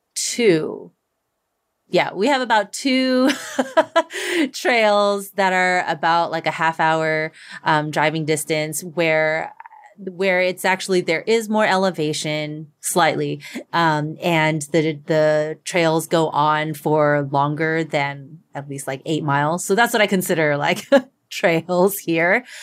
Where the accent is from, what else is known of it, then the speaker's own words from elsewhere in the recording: Texas, United States; moved away; in my hometown, like, community, um, back in Texas